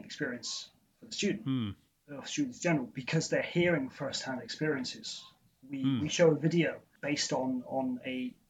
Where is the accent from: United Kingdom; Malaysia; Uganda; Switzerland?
United Kingdom; Somerset, South West England; I grew up in Somerset, in the southwest of England.